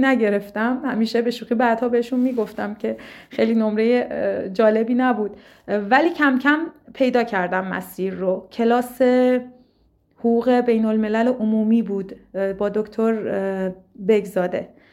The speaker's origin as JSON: {"language": "Persian", "town": "Lahijan", "region": "Gilan", "country": "Iran", "also_born_or_lived": "Tehran", "said": "در شهرستان ساکن بودم من ساکن گیلان و لاهیجان هستم شهر بسیار زیبایی که بعد از تحصیل در دانشگاه شهید بهشتی مجددا بهش برگشتم"}